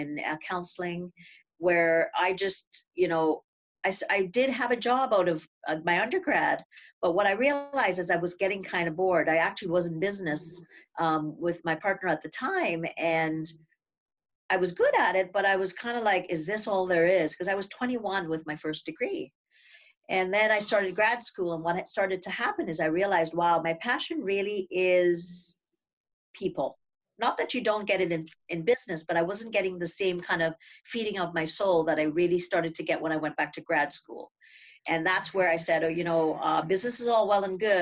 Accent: Trinidad & Tobago; I grew up in Trinidad and Tobago, like you had said, a little Caribbean island

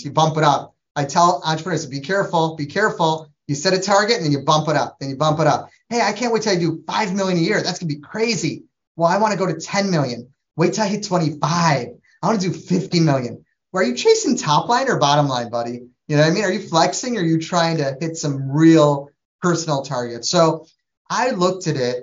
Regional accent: Trinidad & Tobago; moved away; I'm from Trinidad, West Indies, so we're Asian Indian

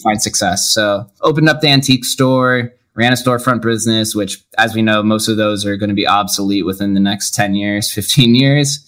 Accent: Las Vegas, Nevada, United States; Born and raised, one of the call ourselves the unicorns. Only 25% of the Las Vegas population uh, was born in the city.

